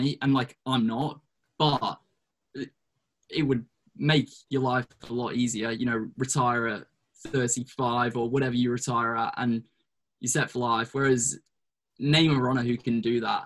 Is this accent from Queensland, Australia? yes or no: yes; Brisbane, Queensland, Australia; moved away as an adult; now in United States; Brisbane. Yeah. My hometown in Australia.